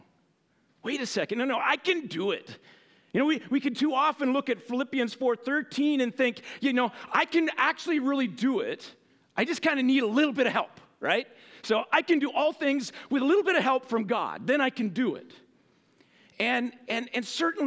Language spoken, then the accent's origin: English; United States